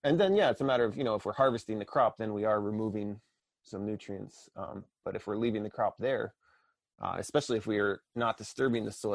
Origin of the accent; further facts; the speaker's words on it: Pennsylvania, United States; moved away as an adult; also born or lived in Connecticut; now in Maine, United States; I grew up in Pennsylvania